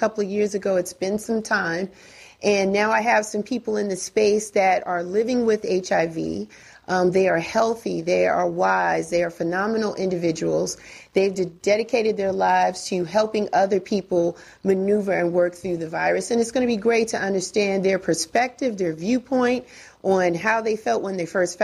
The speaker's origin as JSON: {"language": "English", "region": "Northeast", "country": "United States", "moved": "yes", "lives_now": "Atlanta, United States", "said": "I'm from the Northeast"}